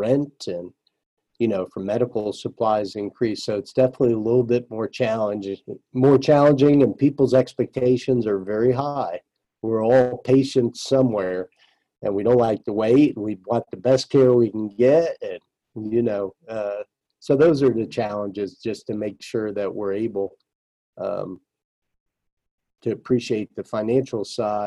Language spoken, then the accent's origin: English; New Jersey, United States; I grew up in New Jersey